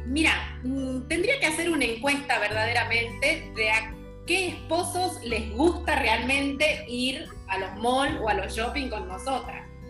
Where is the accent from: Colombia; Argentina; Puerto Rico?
Argentina; northern interior of Argentina, northern Argentina; now in Panama; soy del interior de Argentina, del norte